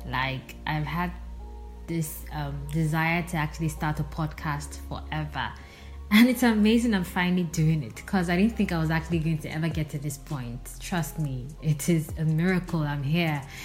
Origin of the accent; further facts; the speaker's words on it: Nigeria; also born or lived in Port Harcourt, Rivers State / Nsukka, Enugu State; I'm Nigerian, currently residing in the city of Port Harcourt, River State